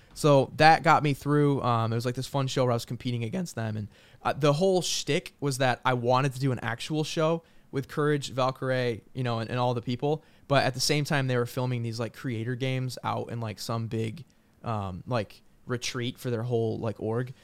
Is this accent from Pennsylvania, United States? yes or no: no; New York, United States; moved away as an adult; also born or lived in San Jose; I'm from New York